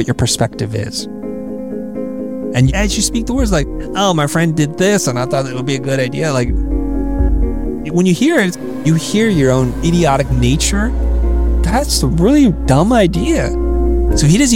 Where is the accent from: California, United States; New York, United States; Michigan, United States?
California, United States; San Jose; I grew up in California mostly, in San Jose, you know, the valley